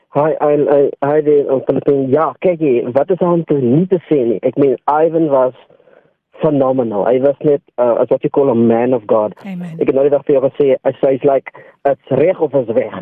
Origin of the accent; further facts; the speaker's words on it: South Africa; ek het opgegroei ja, in Bontival